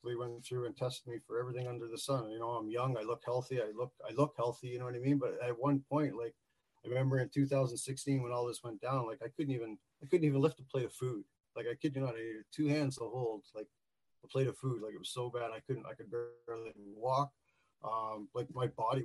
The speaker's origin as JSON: {"language": "English", "region": "Newfoundland and Labrador", "country": "Canada", "tie": "born or raised there", "also_born_or_lived": "Southern Ontario", "moved": "yes", "lives_now": "Northern Ontario, Canada", "said": "I was born in Labrador City, way up in the middle of nowhere. I lived there for a few years, and then I ended up moving to Newfoundland. So I'm a Newfie. Lived there for about 6 to 16"}